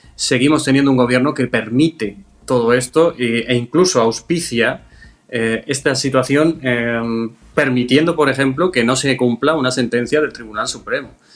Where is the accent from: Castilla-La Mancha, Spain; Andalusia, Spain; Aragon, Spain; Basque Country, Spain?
Andalusia, Spain; lo digo como andaluz